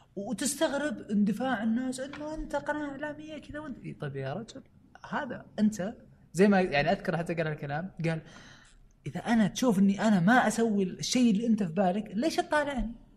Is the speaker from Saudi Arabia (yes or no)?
yes; Saudi Arabia; عندنا في السعوديه